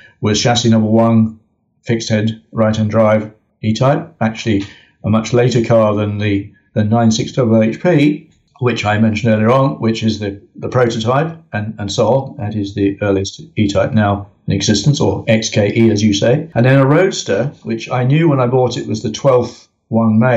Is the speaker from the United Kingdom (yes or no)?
yes; United Kingdom; I am very British